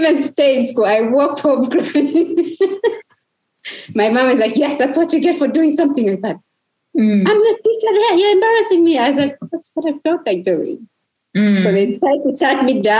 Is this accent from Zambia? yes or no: yes; Lusaka, Lusaka Province, Zambia; also born or lived in Chipata; I grew up in Mtendere. I would be walking in our compound